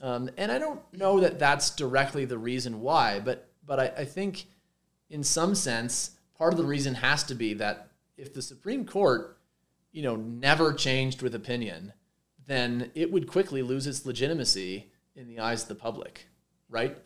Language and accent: English; Montreal, Quebec, Canada; moved away as an adult; also born or lived in Minnesota / Santa Barbara; now in Boulder, United States; I'm, I'm, Canadian. I grew up in Montreal.